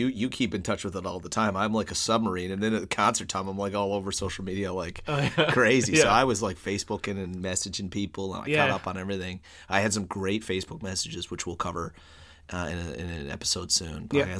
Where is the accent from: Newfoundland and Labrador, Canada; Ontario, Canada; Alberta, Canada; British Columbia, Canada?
Newfoundland and Labrador, Canada; moved away; As a Newfoundlander